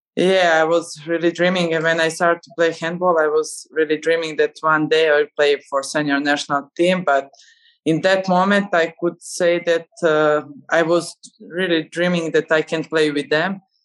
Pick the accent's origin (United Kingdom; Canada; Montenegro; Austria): Montenegro; Nikšić, Nikšić Municipality; i was in my hometown nikšić